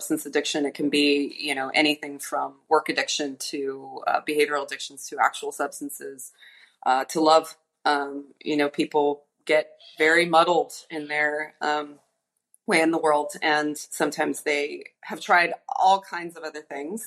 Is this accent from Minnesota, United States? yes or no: no; Los Angeles, California, United States; moved away as an adult; now in Puerto Vallarta, Mexico; I grew up in Los Angeles